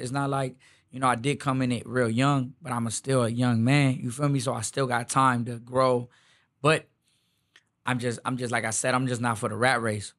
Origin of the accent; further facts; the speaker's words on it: Houston, Texas, United States; I'm really from the Southeast